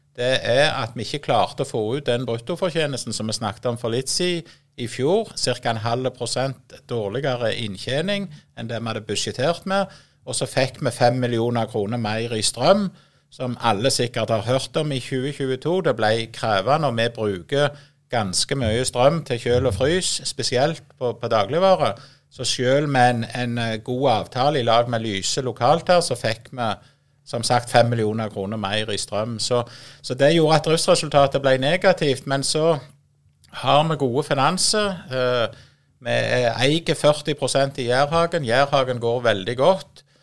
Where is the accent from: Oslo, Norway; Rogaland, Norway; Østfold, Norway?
Rogaland, Norway; Voll; Jeg er jo født og oppvokst på Voll, eh, midt i et landbruksområde